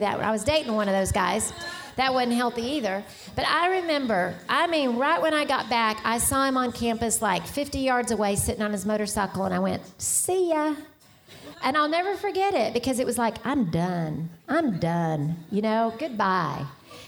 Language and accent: English; Richardson, Texas, United States; I had grown up in Richardson is where I grew up in North Dallas